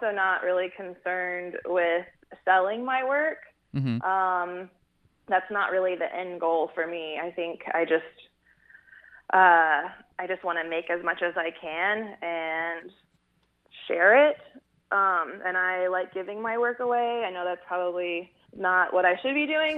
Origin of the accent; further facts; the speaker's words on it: Bay Area, California, United States; moved away; also born or lived in Fort Worth, Texas; I'm actually from California originally, from the Bay Area